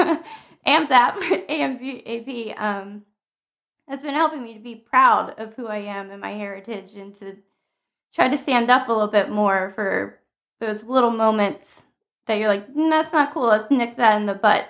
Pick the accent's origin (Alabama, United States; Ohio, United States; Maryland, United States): Maryland, United States; moved away; also born or lived in Southern California; I grew up in Maryland in a very diverse area